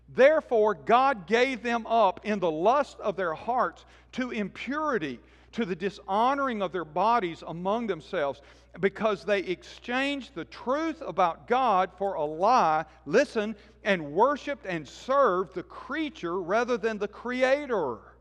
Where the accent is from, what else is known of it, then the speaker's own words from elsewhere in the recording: Birmingham, Alabama, United States; I grew up in Birmingham and was part of this church